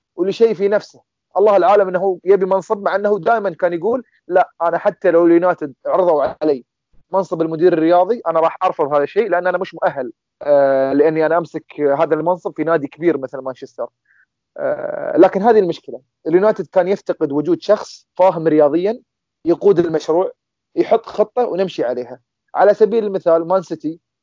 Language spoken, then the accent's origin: Arabic; Qatar; عندنا في قطر